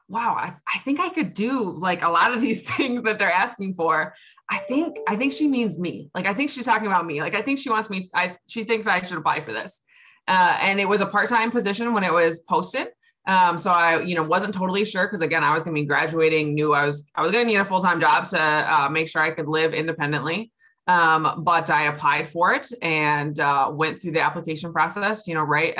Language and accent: English; Grand Blanc, Michigan, United States; I grew up in Grand Blanc